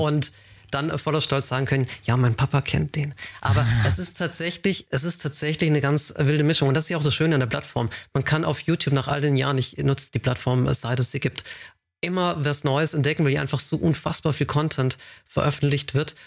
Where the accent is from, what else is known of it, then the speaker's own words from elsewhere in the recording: a small village near Tübingen, Baden-Württemberg, Germany; auf einem äh, kleinen Dorf aufgewachsen in der Nähe von Tübingen